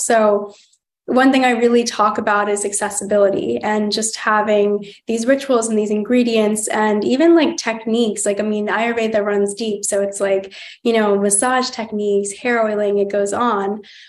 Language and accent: English; Virginia Beach, Virginia, United States; born or raised there